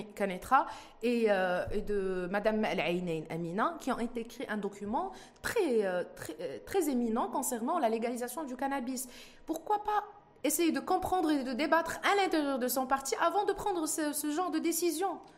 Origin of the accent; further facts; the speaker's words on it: Morocco; On est tous des Marocains